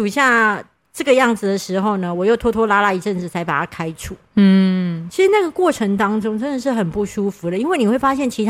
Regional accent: southern Taiwan, Taiwan; 哦，不好意思，你知道我们南部人就是诚实，

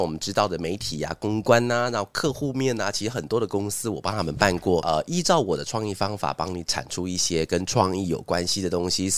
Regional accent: Taiwan; moved away; also born or lived in Taipei; 我在， 我在新竹主动地方成长

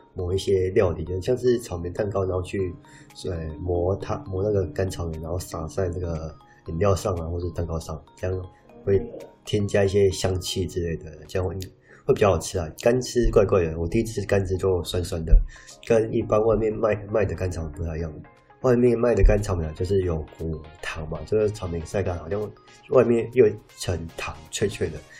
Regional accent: southern Taiwan, Taiwan; now in northern Taiwan; 我本身是南部人

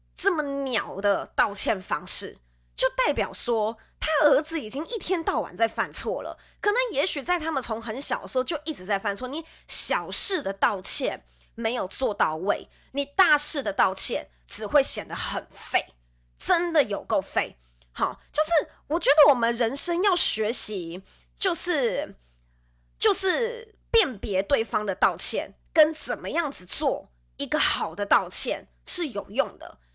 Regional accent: central Taiwan, Taiwan; moved away; 我是从，我是从中部来的

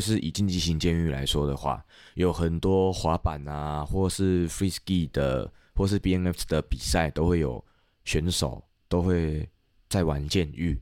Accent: Tainan, Taiwan; 我是台南人

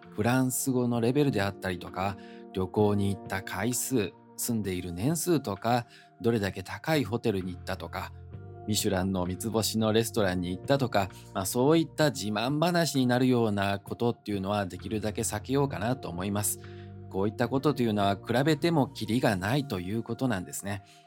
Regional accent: Osaka, Japan; moved away as an adult; also born or lived in Taiwan / France; 大阪生まれの大阪育ち、純粋な日本人でございます

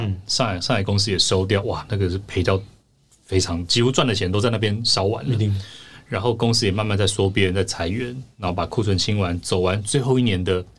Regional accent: Taiwan; 我是少数可以跟他沟通的。的台湾人

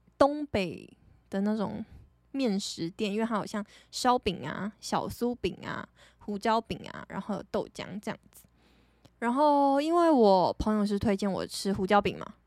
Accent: Taiwan; 我是台湾人

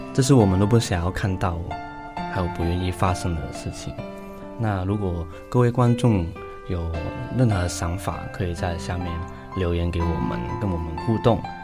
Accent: Hong Kong; now in Taiwan; 我是香港人

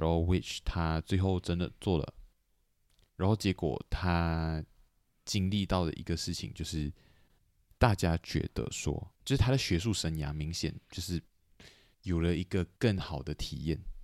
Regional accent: Malaysia; moved away; 我虽然讲人没有在马来西亚，但是我是马来西亚人

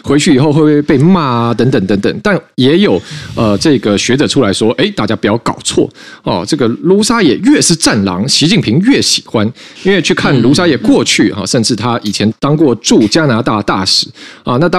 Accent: Taiwan; 对我们来说，

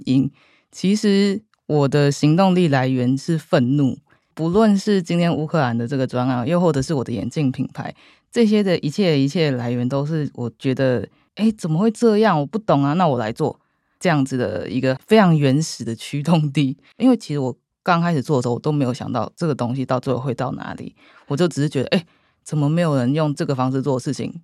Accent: Taiwan; 我们台湾人又偏热情、偏八卦

